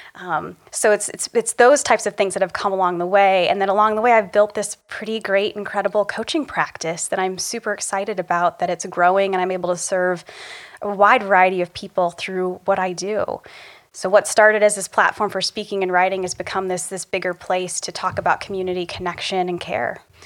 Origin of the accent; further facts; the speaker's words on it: Republic, Ohio, United States; lessons I learned growing up in Republic, Ohio